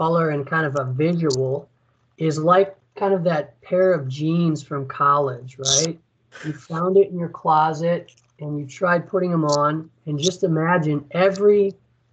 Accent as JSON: {"language": "English", "town": "Chicago", "region": "Illinois", "country": "United States", "said": "I'm from Chicago, and I was working in Chicago."}